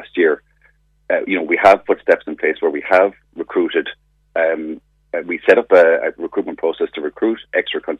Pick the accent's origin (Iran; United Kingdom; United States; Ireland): Ireland; Clonakilty, Munster; I'm from Clonakilty, born and bred in West Cork.